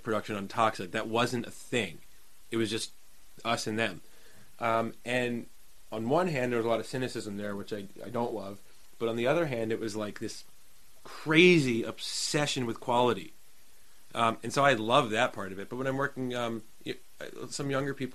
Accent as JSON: {"language": "English", "region": "New Jersey", "country": "United States", "tie": "born or raised there", "said": "growing up in Jersey scene"}